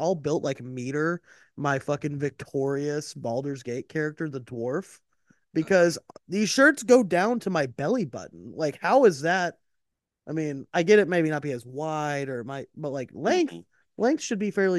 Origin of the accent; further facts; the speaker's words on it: Canada; now in Greece; Greece, but I'm Canadian.